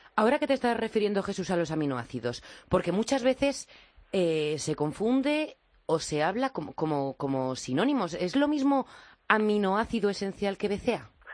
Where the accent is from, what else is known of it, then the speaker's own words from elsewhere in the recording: La Rioja, Spain; yo como riojana